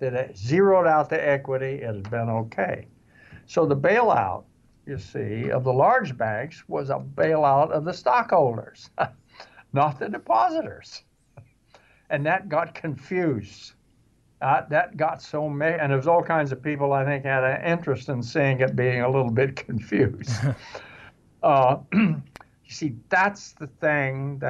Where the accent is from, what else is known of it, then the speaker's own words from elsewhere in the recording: Wichita, Kansas, United States; I grew up in Wichita.